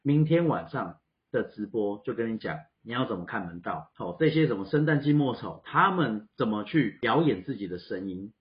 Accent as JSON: {"language": "Chinese", "country": "Taiwan", "said": "我们台湾人"}